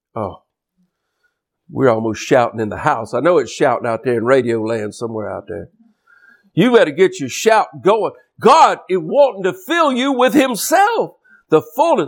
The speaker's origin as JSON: {"language": "English", "region": "Louisiana", "country": "United States", "said": "I'm from Louisiana down here in the Gulf States region."}